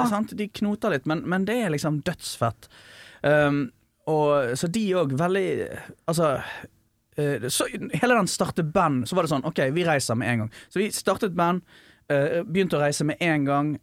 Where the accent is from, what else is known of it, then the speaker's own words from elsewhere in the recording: an island 30 minutes from Bergen, Vestland, Norway; jeg har vokst opp på landet, sant. Eller ja. 30 minutter fra Bergen, da. Ja. På en øy